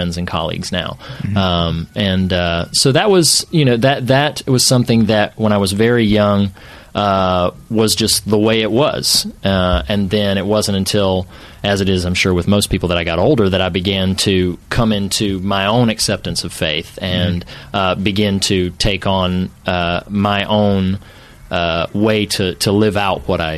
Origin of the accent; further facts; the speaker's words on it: suburbs of Charlotte, North Carolina, United States; moved away as an adult; now in California, United States; I'm originally from North Carolina. I grew up around the suburbs